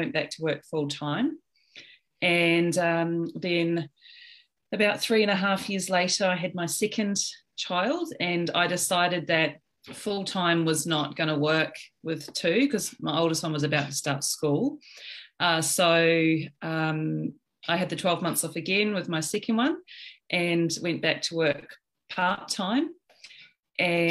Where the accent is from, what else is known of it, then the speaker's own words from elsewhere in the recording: New Zealand; now in Sydney, Australia; I'm from New Zealand originally, but I've lived in Australia for about 20 years.